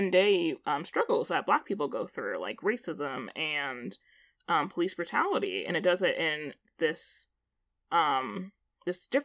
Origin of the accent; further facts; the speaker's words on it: United States; I grew up as a Nigerian-American